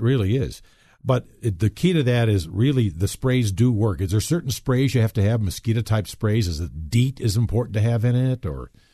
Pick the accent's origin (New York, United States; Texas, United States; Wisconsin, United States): Wisconsin, United States; now in Colorado, United States; when I was raised in Wisconsin, chiggers was an issue